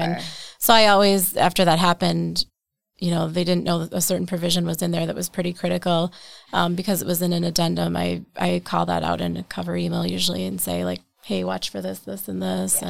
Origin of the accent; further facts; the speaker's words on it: Wausau, Wisconsin, United States; I grew up in Wausau, Wisconsin, um, okay. so central Wisconsin